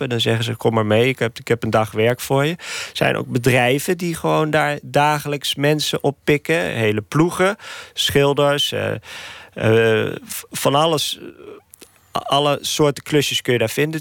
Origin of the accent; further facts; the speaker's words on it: Nijmegen, Gelderland, Netherlands; moved away as an adult; now in Nicaragua; Nijmegen, waar ik geboren ben